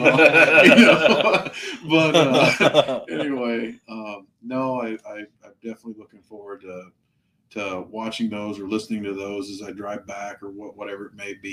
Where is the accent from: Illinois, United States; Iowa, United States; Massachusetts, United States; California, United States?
Iowa, United States; I am not from Ohio. I'm from Iowa.